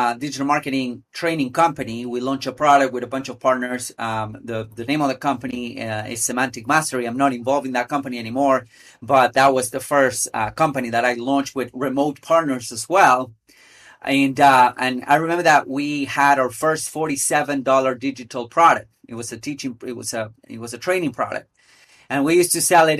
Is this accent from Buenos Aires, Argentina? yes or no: yes; Buenos Aires, Argentina; I'm originally from Buenos Aires, from Argentina in South America